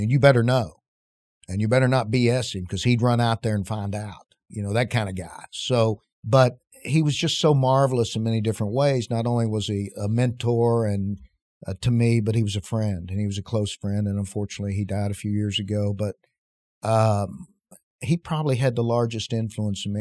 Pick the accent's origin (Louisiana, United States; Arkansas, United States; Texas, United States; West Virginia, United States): West Virginia, United States; moved away as an adult; also born or lived in Casper, Wyoming; growing up in West Virginia